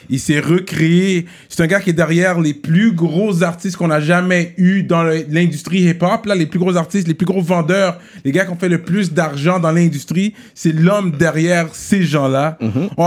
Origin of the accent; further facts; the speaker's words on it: Gaspésie, Quebec, Canada; also born or lived in Mont-Joli / Rimouski; now in Montreal, Canada; Born and Raised, euh, Born and Raised en Gaspésie.